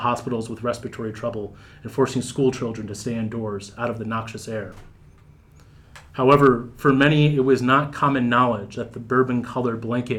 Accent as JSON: {"language": "English", "town": "Pittsburgh", "region": "Pennsylvania", "country": "United States", "tie": "born or raised there", "said": "The buildings stained with soot felt familiar because I grew up in Pittsburgh at a time when the steel mills still operated."}